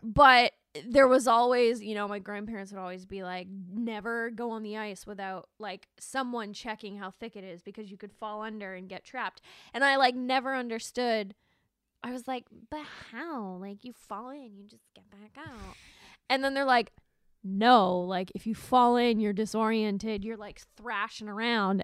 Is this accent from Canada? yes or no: yes; Alberta, Canada; growing up in Alberta because we have a lot of lakes and lots of freezing